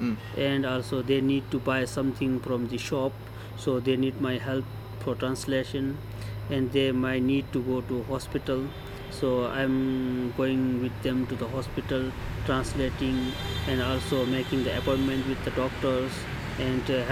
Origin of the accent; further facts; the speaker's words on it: Kinnaur district, Himachal Pradesh, India; English is a second language; moved away as an adult; also born or lived in Menri Monastery, Solan, Himachal Pradesh; I'm basically from India, and in the northern India, it's called District Kinnaur. It is in Himachal Pradesh